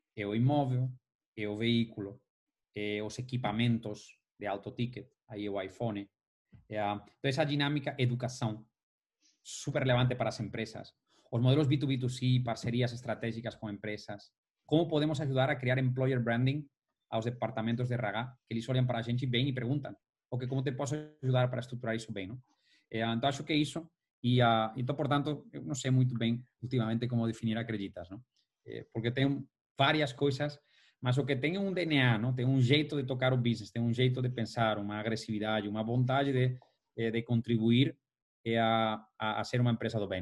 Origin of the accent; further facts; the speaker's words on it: Valencia, Valencian Community, Spain; now in São Paulo, Brazil; eu sou de Valência